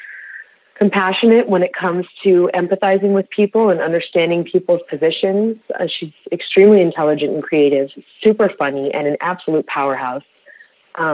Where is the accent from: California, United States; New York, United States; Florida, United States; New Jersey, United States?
California, United States; Bay Area; I was born and raised in the Bay Area